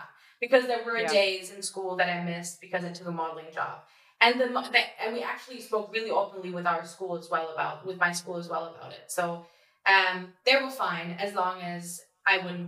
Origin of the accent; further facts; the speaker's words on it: Berlin, Germany; I really had a really happy childhood. I was in Berlin